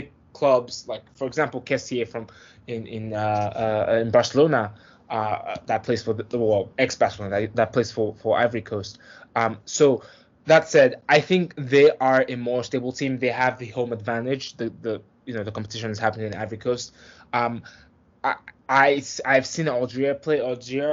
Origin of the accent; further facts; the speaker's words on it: Nigeria; I'm from Nigeria.